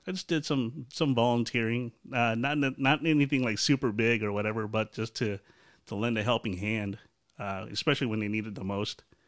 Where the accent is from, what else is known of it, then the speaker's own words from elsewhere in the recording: Chicago area, Illinois, United States; also born or lived in Aurora, Illinois; I'm from Chicago area